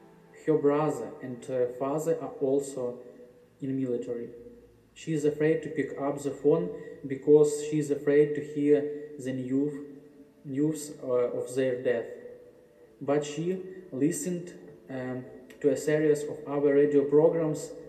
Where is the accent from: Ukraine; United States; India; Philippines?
Ukraine; we are recording this from Ukraine.